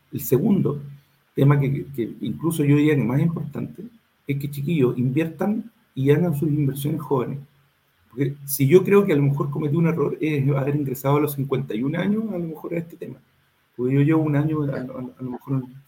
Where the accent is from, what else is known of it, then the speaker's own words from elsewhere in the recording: Concepción, Biobío, Chile; yo soy de Concepción